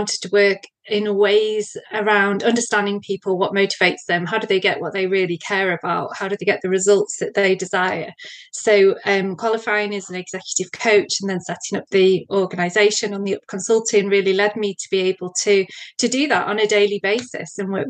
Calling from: North West England, United Kingdom; So I'm in England. So I'm close to Manchester in England.

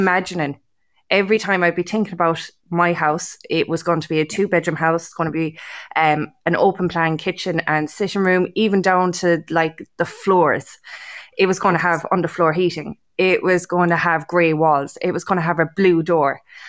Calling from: Munster, Ireland; Kerry, County Kerry.

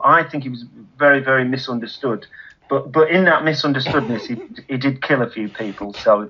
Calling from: Ramsbottom, North West England, United Kingdom; I'm calling from Holcombe Brook, so just on the edge of Ramsbottom we are.

